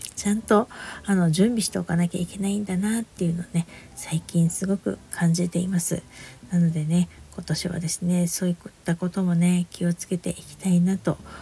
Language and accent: Japanese; Niigata, Japan; now in Saitama, Japan; 私のね故郷の方のね新潟とか北陸の方